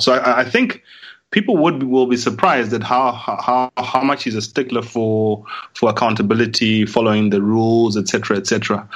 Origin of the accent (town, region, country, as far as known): Zimbabwe